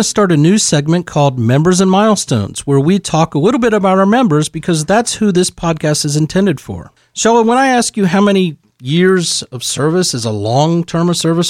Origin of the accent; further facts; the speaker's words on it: Northwest Ohio, United States; moved away; I'm from Northwest Ohio originally